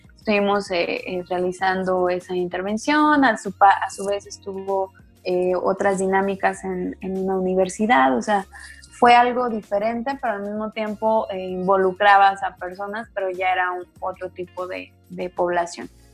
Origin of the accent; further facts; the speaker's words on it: Zacatecas, Mexico; soy acá de, de Zacatecas